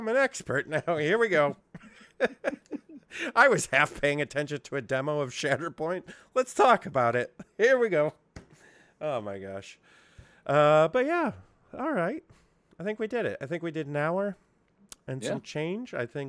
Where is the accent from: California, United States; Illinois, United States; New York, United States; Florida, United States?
New York, United States; Syracuse; I mean, it's my hometown. I should come.